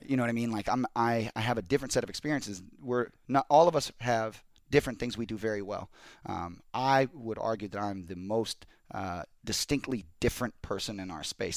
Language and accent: English; Pacific Northwest, United States; now in Los Angeles, United States; we're from the Pacific Northwest